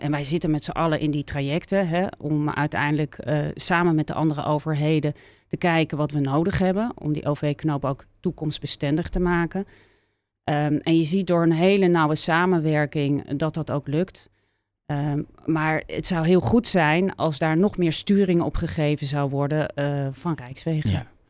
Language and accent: Dutch; Leiden, South Holland, Netherlands; also born or lived in Amsterdam; ik eh, ben grotendeels dus eh, opgegroeid in Leiden.